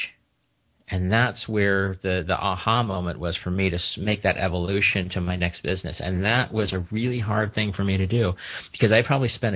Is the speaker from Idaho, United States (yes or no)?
yes; Kuna, Idaho, United States; I grew up outside of Boise, Idaho, in a small little town, Cuna